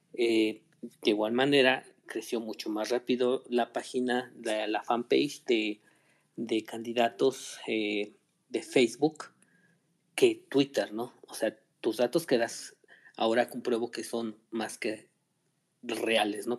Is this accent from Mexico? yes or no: yes; Mexico; como mexicanos que somos